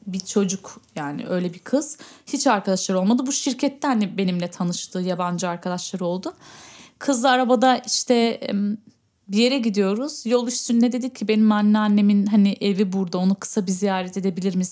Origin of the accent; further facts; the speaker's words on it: Berlin, Germany; burada doğdum, büyüdüm